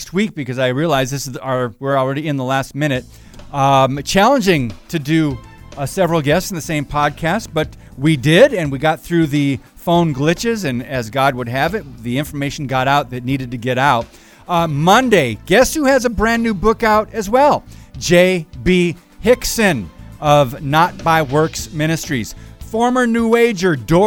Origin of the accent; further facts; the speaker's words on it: Upper Peninsula, Michigan, United States; That's where I grew up, in the UP